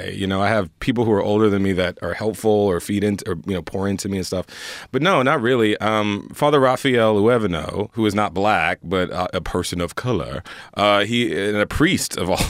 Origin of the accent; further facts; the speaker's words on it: Houston, Texas, United States; I grew up in Houston, Texas. I knew I wanted to get the hell out of Houston, Texas. No shade to Houston. I love Houston.